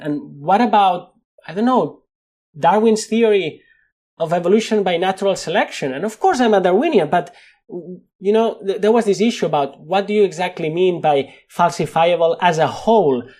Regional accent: Spain; accent: Spanish; English is a second language; with my Spanish accent

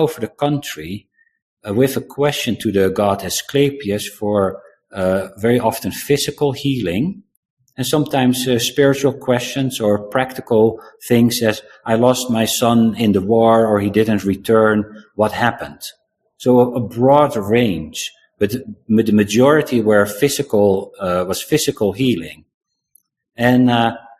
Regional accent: South Africa; moved away; I was born in South Africa

